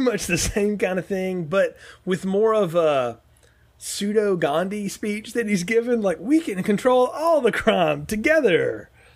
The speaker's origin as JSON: {"language": "English", "region": "the South", "country": "United States", "tie": "born or raised there", "said": "growing up in the South"}